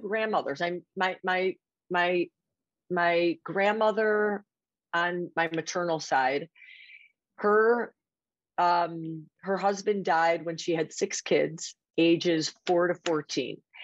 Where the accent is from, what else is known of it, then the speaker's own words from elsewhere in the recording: Chicago, Illinois, United States; accent: Chicago; moved away as an adult; now in Seattle, United States; I grew up in Chicago. Sometimes people hear my accent and they are like, is that New York or Boston?